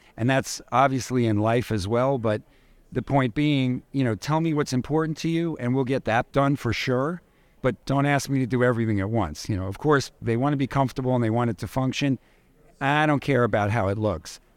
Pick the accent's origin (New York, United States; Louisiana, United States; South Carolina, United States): New York, United States; New York City; I'm a native New Yorker. I grew up in New York.